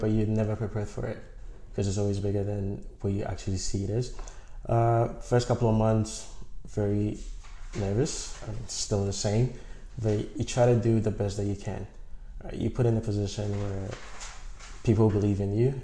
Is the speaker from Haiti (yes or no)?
no; Ghana; moved away as an adult; also born or lived in Toronto, Canada; now in Canada; I'm from Ghana. I came to Canada to study public admin and justice studies at York University